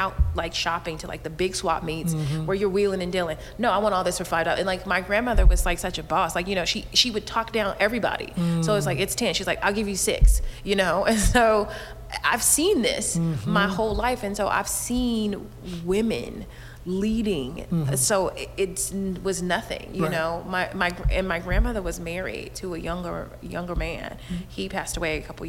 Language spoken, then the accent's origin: English; Inglewood, California, United States; also born or lived in San Francisco / New York; I grew up in Inglewood